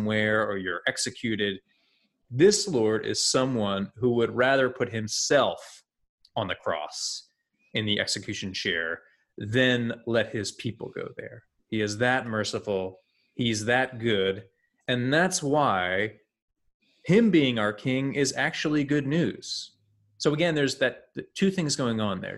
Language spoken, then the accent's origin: English; United States; We are American